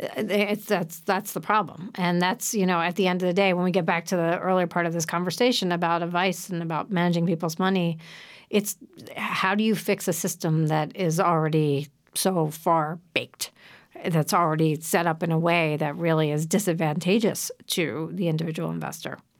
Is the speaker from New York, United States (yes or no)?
no; Philadelphia, Pennsylvania, United States; I grew up in Philadelphia